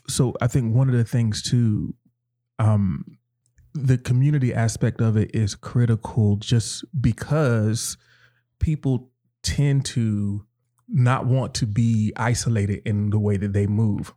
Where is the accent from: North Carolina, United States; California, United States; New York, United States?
North Carolina, United States; I grew up in North Carolina and in, in the South.